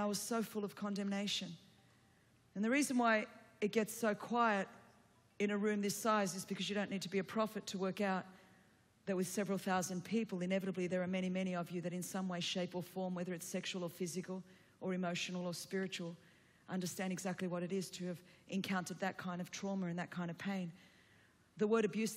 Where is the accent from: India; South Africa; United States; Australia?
Australia; Sydney, New South Wales; first language Greek; English is a second language; I grew up in Sydney, Australia, and a second-generation migrant Greek.